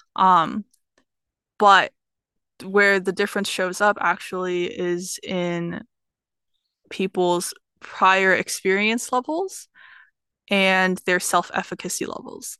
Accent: Atlanta, Georgia, United States; I'm from Atlanta, Georgia

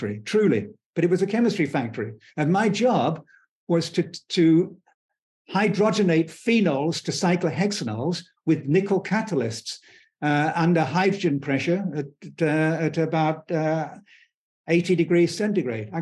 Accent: United Kingdom; I was born in Britain towards the end of the British Empire

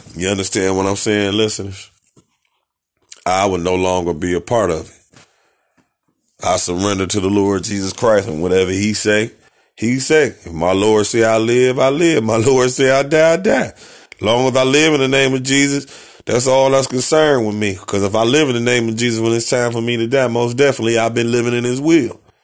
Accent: United States; I am an American. I was born in America. Don't know nowhere else

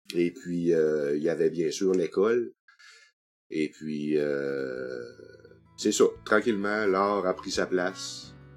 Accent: Sept-Îles, Quebec, Canada; also born or lived in Chicoutimi; je suis natif de Chicoutimi, mais j'ai été baptisé à cette île. Donc, euh, j'avais trois mois quand je suis arrivé sur la côte nord

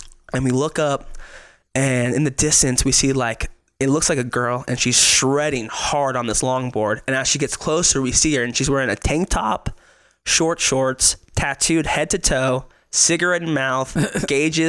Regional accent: Las Vegas, Nevada, United States; now in Reno, United States; I'm born and raised in Vegas. I moved to Reno when I was 18 to go to college.

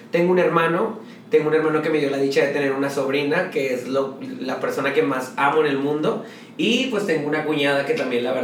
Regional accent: Guadalupe, Nuevo León, Mexico; born there; Tengo 31 años y nací el 27 de octubre de 1989, orgullosamente guadalupeque, porque nací en la Clínica 4 de Guadalupe, Nuevo León.

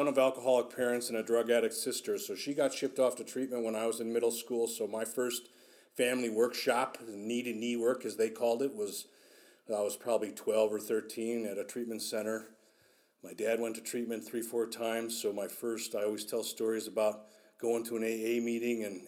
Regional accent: Chicago, Illinois, United States; I was born in Chicago

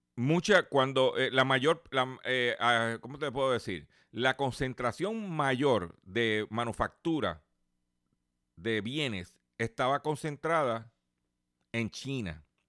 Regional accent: Puerto Rico; nosotros somos territorio y somos parte de los Estados Unidos

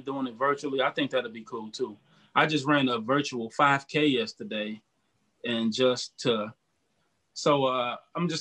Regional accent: Detroit, Michigan, United States; now in Cleveland, United States; I'm in Cleveland right now, but I bounce back. I'm from Detroit originally

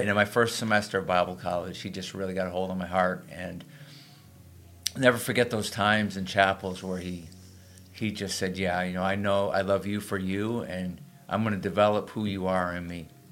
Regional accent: Springfield, Massachusetts, United States; moved away; I actually was a high school student in my hometown in, in Springfield, Mass

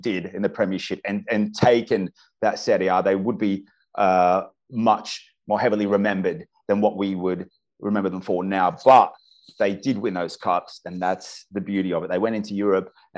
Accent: Brisbane, Queensland, Australia; my hometown of Brisbane

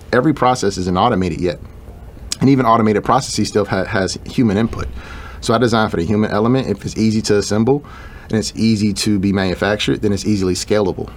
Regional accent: Chicago, Illinois, United States; I grew up in Chicago

